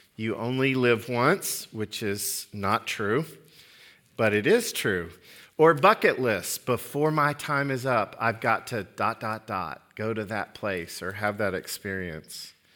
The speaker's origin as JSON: {"language": "English", "region": "Oklahoma", "country": "United States", "said": "I'm from Oklahoma"}